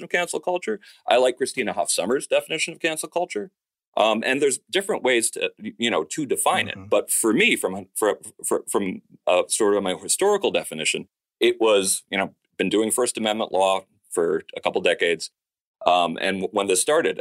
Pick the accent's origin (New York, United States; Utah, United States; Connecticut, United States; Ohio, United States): Connecticut, United States; Danbury; I'm from Danbury